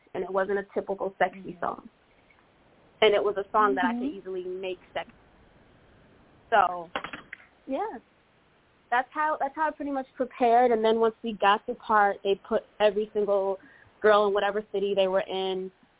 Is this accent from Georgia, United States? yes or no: no; Connecticut, United States; So I'm from Connecticut, and I haven't changed my number yet.